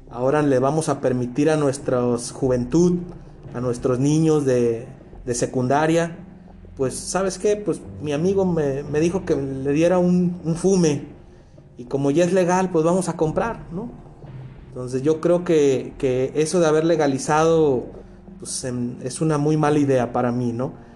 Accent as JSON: {"language": "Spanish", "town": "Culiacán", "region": "Sinaloa", "country": "Mexico", "tie": "born or raised there", "moved": "as an adult", "said": "yo crecí, nací en, en Culiacán, yo viví por 22 años en esa ciudad"}